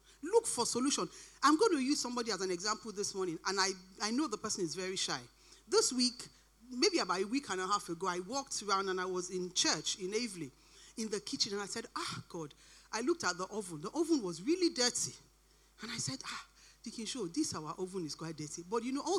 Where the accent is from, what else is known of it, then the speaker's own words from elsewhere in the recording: Nigeria; moved away; I grew up in Nigeria and I've been here for quite a long time